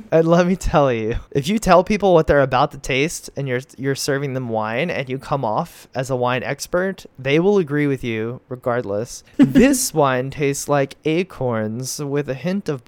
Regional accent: United States; I'm an American.

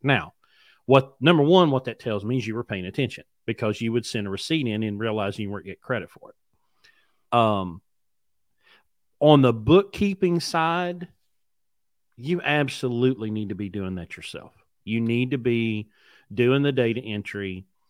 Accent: West Virginia, United States; I grew up in mountains. I grew up in West Virginia.

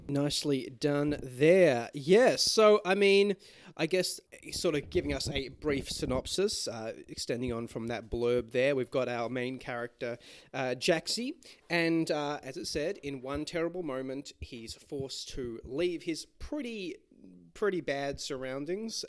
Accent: Australia; we are Australian patriots

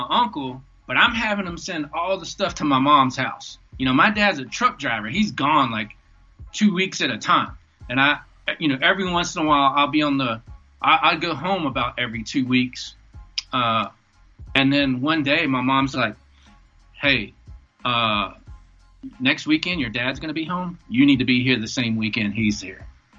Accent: the South, United States; And then, like, I'm from the South.

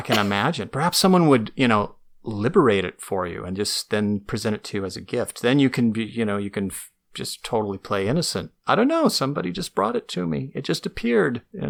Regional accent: Novato, California, United States; I grew up in Nevada, California

